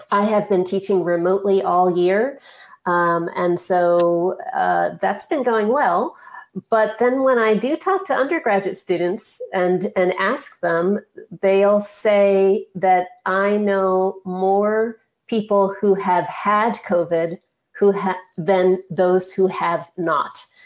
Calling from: Minneapolis, Minnesota, United States; Yeah, I'm calling from Minneapolis.

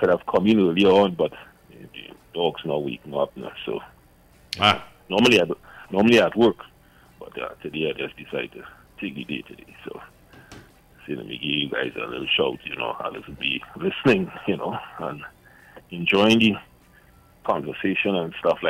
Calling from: New Hampshire, United States; I'm in New Hampshire here in the house.

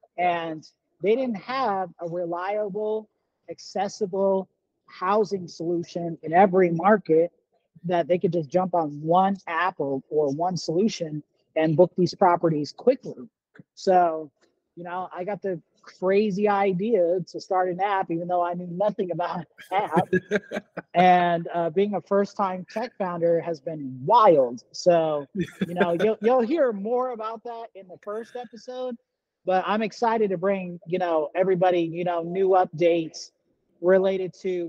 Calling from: Las Vegas, Nevada, United States; we're based here in Las Vegas, Nevada. That's where I'm actually calling from the Starbucks right now.

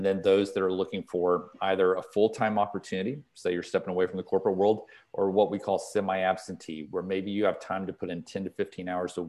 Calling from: Atlanta, Georgia, United States; Zooming in from Atlanta, Georgia. So, here in the heart of the city in Buckhead, and calling in from our home office.

